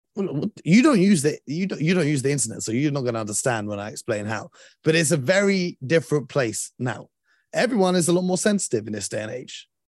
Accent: London, United Kingdom; we're from London

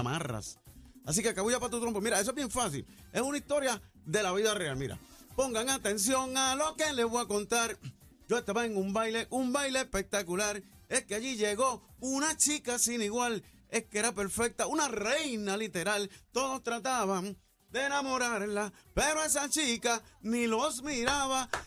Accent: Corozal, Puerto Rico; voy para mi pueblo Corozal

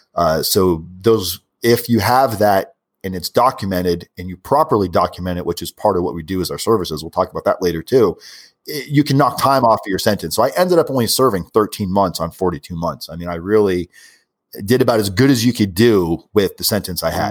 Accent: South Florida, United States; I'm from South Florida

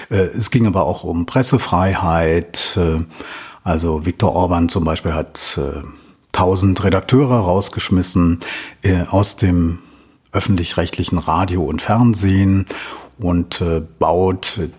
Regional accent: Berlin, Germany; accent: German; now in Vienna, Austria; Wie man an meinem Akzent unschwer hören kann, bin ich ein Piefke, ein Deutscher. Ich komme aus Berlin und äh, ich bin in Wien hängen geblieben.

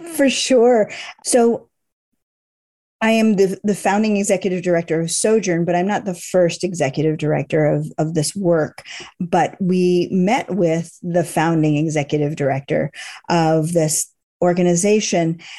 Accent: Boston, Massachusetts, United States; moved away; I grew up in Boston

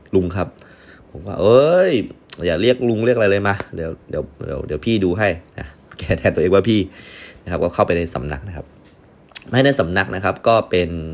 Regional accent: Yala, Thailand; moved away; also born or lived in Hat Yai; ผมเป็นคนยะลาครับมาเรียนที่นี่เฉยๆ

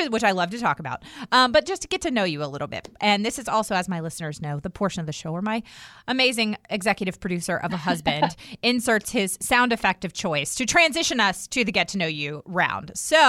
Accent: Herndon, Virginia, United States; Like, the house I grew up in Herndon was built in the early 1900s.

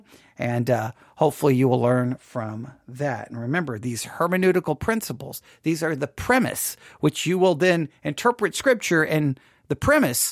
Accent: Texas, United States; I'm from Texas

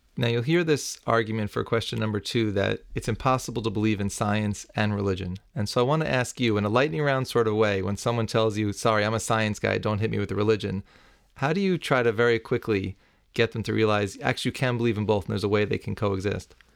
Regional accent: New York, United States; As a New Yorker for my whole life

